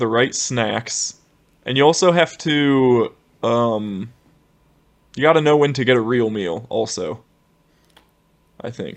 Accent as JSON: {"language": "English", "region": "Ohio", "country": "United States", "moved": "yes", "said": "we're from the Midwest, Ohio, terrible winters"}